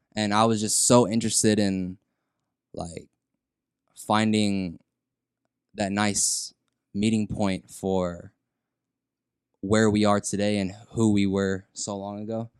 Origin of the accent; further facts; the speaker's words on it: San Antonio, Texas, United States; in sixth grade here in San Antonio, Tejeda Middle School, that's where I'm from